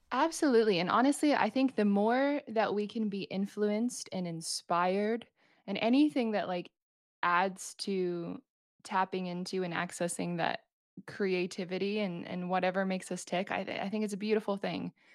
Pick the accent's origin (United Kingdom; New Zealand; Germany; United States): New Zealand; moved away as an adult; now in Vancouver, Canada; I'm from New Zealand, and I'm currently based in Vancouver in Canada